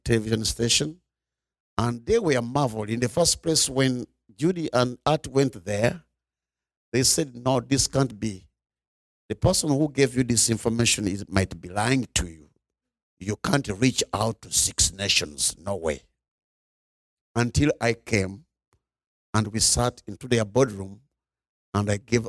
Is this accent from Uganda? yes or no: yes; Uganda; I'm coming from Uganda. Uganda is in East Africa